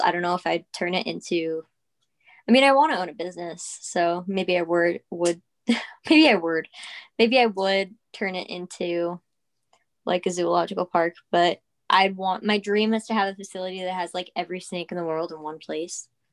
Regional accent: Peekskill, New York, United States; I am from Peekskill, New York

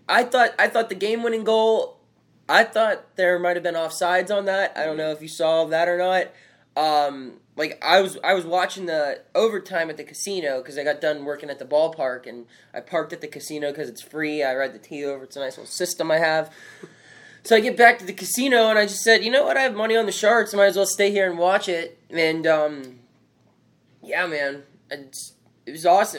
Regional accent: Pittsburgh, Pennsylvania, United States; we're from Pittsburgh

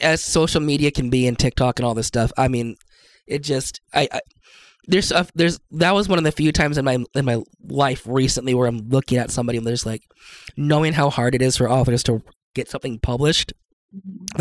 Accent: Seattle, Washington, United States; now in Idaho, United States; I'm from Seattle growing up

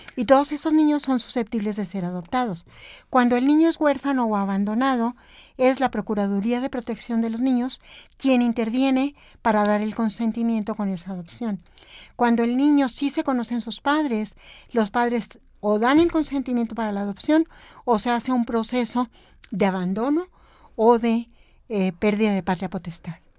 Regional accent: Chihuahua, Mexico; moved away as an adult; soy de Chihuahua

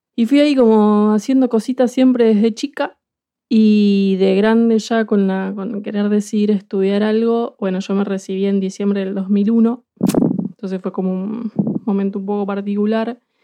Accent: Buenos Aires, Argentina; moved away as an adult; now in Bristol, United Kingdom; soy porteña, soy de Buenos Aires

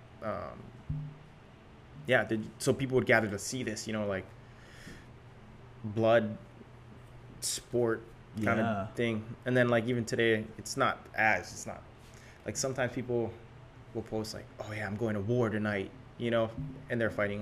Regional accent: Maui, Hawaii, United States; I'm born and raised on Maui too

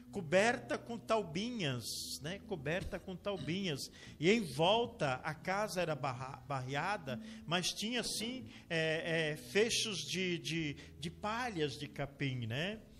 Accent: Presidente Prudente, São Paulo, Brazil; also born or lived in Colorado, Paraná; now in Joinville, Brazil; Sou paulista, nasci em Presidente Prudente.

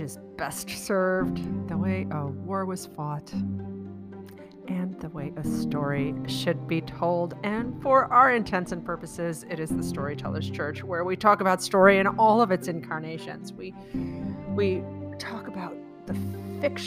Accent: Midwest, United States; also born or lived in St. Louis, Missouri; we're both from the Midwest

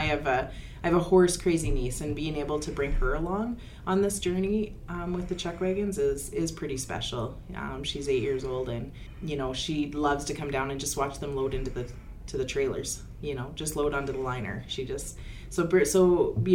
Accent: Lloydminster, Alberta, Canada; I am from Lloydminster, born and raised here.

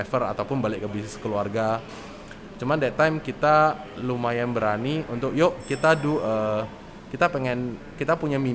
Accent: Medan, North Sumatra, Indonesia; also born or lived in Bandung; now in Jakarta, Indonesia; terus ya dulu ya sama lah ya sekolahnya di Medan. Uh, kuliah saya di Bandung.

